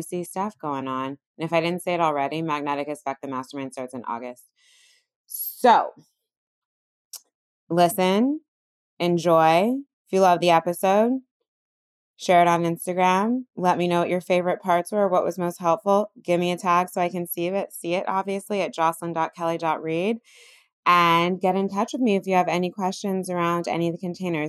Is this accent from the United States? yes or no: yes; California, United States; also born or lived in Bay Area; now in New York, United States; I grew up in California.